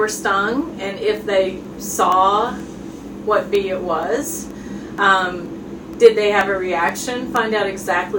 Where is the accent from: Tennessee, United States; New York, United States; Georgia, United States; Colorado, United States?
Tennessee, United States; Jefferson City; also born or lived in St. Louis, Missouri / Norfolk, Virginia / Chicago, Illinois; I grew up in Jefferson City and went to the University of Tennessee for college